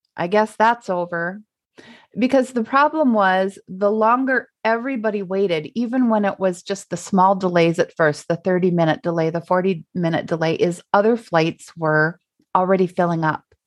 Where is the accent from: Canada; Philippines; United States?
United States; Minnesota; we're from Minnesota